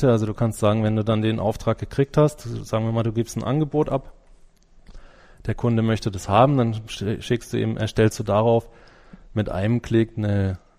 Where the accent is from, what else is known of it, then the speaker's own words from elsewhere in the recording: Germany; Ich bin natürlich als Deutscher erstmal so in, mit den deutschen Sachen am besten vertraut